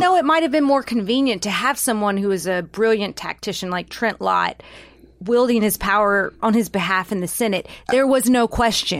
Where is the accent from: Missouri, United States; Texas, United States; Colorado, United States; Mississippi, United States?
Mississippi, United States; Holly Springs; my hometown, Holly Springs